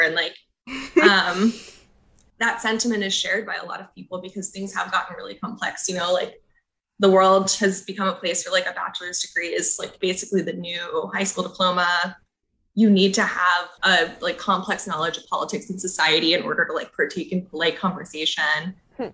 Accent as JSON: {"language": "English", "region": "Texas", "country": "United States", "said": "I live here in Austin. I'm from Texas, but not from Austin."}